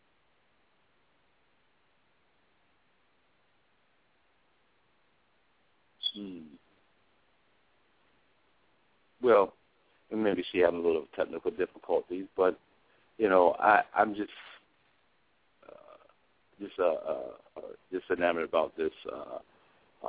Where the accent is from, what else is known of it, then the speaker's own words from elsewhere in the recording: Springfield, Massachusetts, United States; my hometown, Springfield, Massachusetts